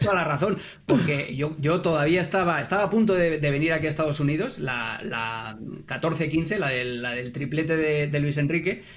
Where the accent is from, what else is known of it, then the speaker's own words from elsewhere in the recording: Catalonia, Spain; moved away; yo nací en Cataluña, yo jugué allí